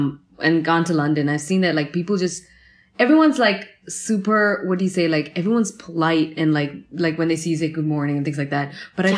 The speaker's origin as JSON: {"language": "English", "country": "India", "said": "being Indian, like I cannot buy expensive stuff. Like I go for the cheapest thing. Like that's one Indian thing about me."}